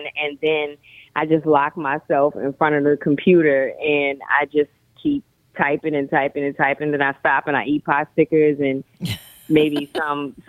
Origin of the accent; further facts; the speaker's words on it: New Orleans, Louisiana, United States; the first digital interactive cookbook by a New Orleanian